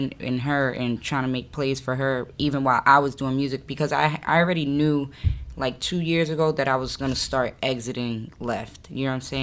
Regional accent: Miami, Florida, United States; I'm from Miami.

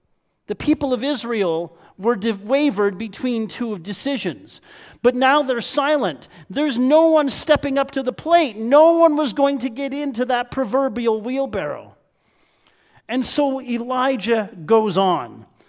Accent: Niagara Falls, Ontario, Canada; Now, I'm a Niagara boy, born and bred. I was raised just outside of Niagara Falls

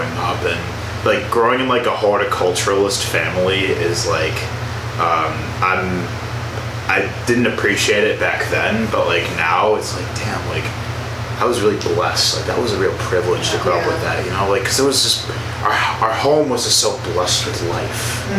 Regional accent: Tinley Park, Illinois, United States; moved away; I'm actually from Illinois as well

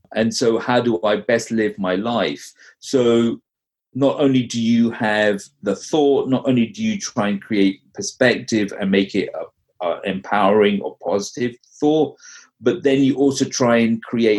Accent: London, United Kingdom; now in North Carolina, United States; I grew up in London. I've been, you know, in the US now, in North Carolina for about 15 years

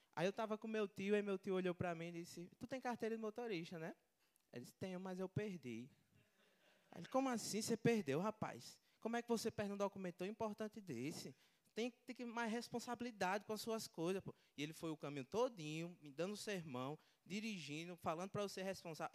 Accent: Natal, Rio Grande do Norte, Brazil; eu sou de Natal, Rio Grande do Norte

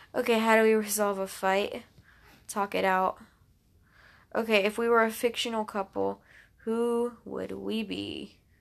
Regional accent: Alabama, United States; I'm from the Southeast-ish. Alabama. I'm from Alabama

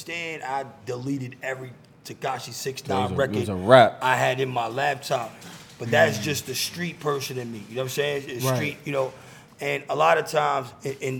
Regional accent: New York City, New York, United States; moved away; I'm from the Bronx, but from the Northwest Bronx. It's literally, like, adjacent to Yonkers

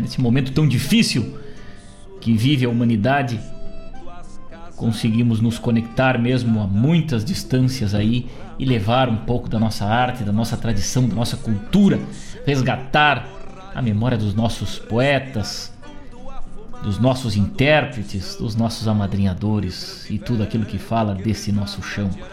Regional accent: Rosário do Sul, Rio Grande do Sul, Brazil; moved away as an adult; now in Porto Alegre, Brazil; saí do meu Rosário do Sul, lá que sou natural de Rosário do Sul

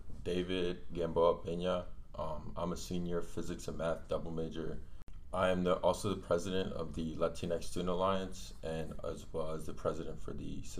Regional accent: Colombia; now in United States; Like my family, when we came from Colombia, we hadn't heard of tortillas till we got to the United States.

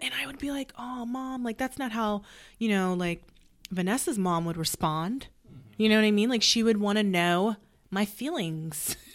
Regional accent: Sacramento, California, United States; moved away; I'm from Sac

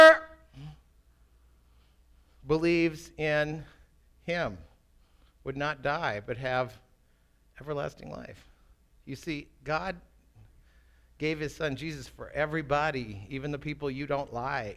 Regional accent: Minneapolis, Minnesota, United States; also born or lived in England; I grew up in Minneapolis

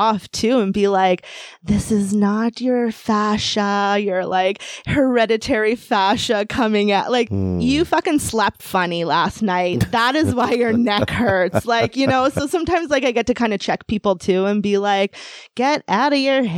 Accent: Canada; I was born in Canada

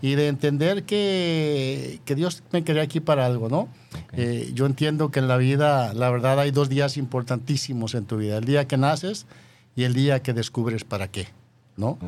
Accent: Yahualica, Jalisco, Mexico; moved away; tu servidor nació en una ranchería de Yahualica

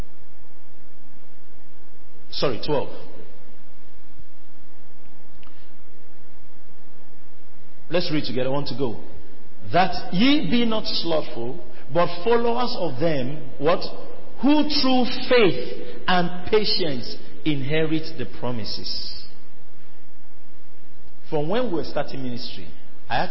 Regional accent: Nigeria; I'm Nigerian

